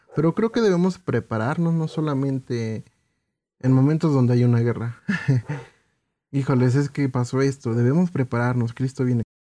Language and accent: Spanish; Mexico; como mexicanos